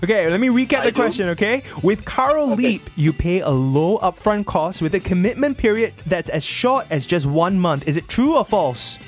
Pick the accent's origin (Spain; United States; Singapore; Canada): Singapore; I grew up in Bukit Panjang